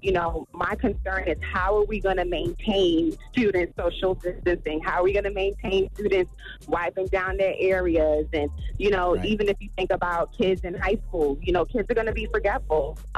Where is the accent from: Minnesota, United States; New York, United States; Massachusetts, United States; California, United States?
New York, United States; Brooklyn; I'm originally from Brooklyn, New York